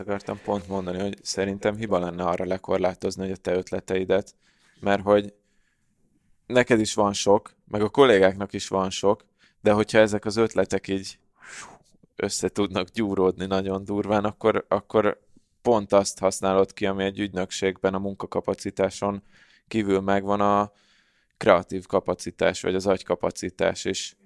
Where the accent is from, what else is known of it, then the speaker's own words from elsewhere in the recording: Hungary; magyarok vagyunk